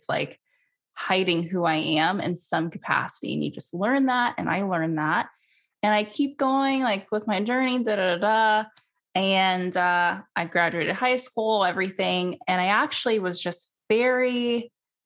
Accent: San Francisco Bay Area, California, United States; I grew up in the San Francisco Bay Area

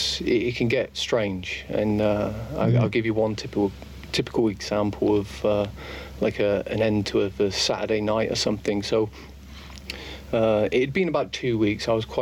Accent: Plymouth, South West England, United Kingdom; moved away as an adult; now in Estonia; Yeah, in my hometown. Plymouth.

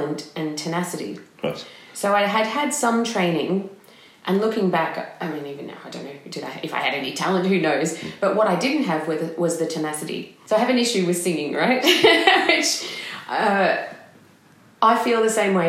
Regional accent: Melbourne, Victoria, Australia; moved away as an adult; now in Edinburgh, United Kingdom; I grew up in Melbourne, in the outer suburbs of Melbourne

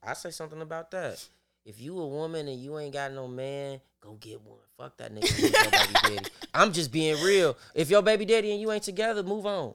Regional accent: Chicago, Illinois, United States; I'm from Chicago.

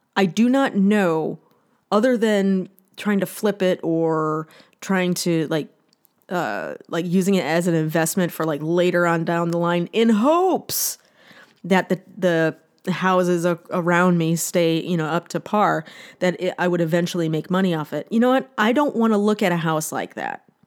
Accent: northern Ohio, United States; now in California, United States; my hometown, like in, uh, in northern Ohio

